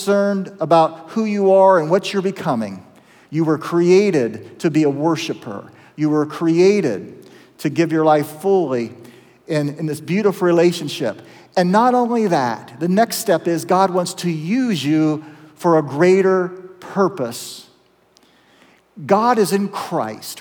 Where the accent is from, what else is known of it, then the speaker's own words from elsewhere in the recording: Zanesville, Ohio, United States; my hometown of Zanesville when I was in high school